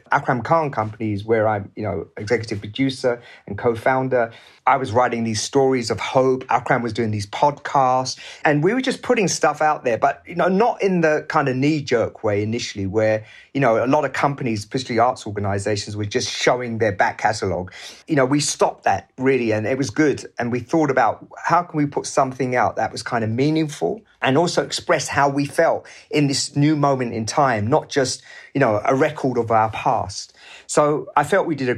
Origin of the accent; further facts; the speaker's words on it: England, United Kingdom; also born or lived in Pakistan; a person of colour growing up in England in the 60s